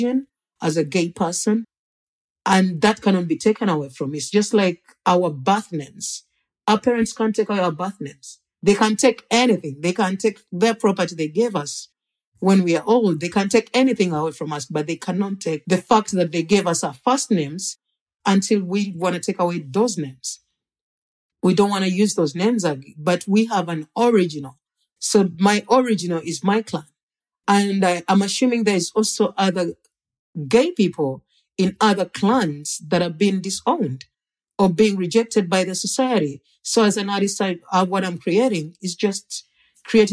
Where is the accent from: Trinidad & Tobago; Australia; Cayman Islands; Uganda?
Uganda; moved away